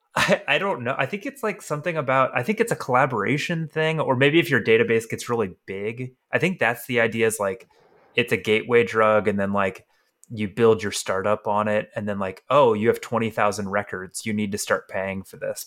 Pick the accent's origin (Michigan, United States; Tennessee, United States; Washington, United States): Tennessee, United States; moved away; also born or lived in California; growing up in Tennessee